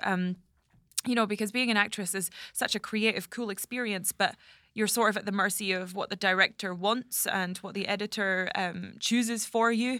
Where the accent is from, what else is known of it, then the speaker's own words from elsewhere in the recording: Scottish Highlands, Scotland, United Kingdom; moved away; I'm from the Highlands